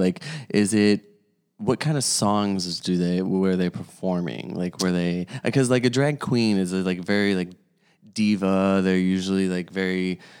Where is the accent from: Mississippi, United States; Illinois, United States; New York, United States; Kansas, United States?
Illinois, United States; Chicago; now in California, United States; I'm from Chicago.